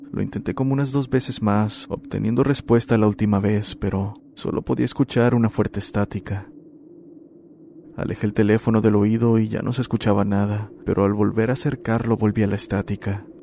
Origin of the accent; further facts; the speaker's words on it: Paraguay; soy de Paraguay. Este es mi relato.